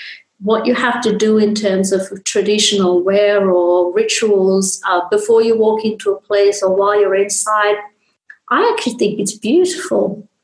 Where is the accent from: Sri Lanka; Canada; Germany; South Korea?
Sri Lanka; When I was growing up, especially when I was growing up in Sri Lanka as a young girl, my dad was a very, very open-minded person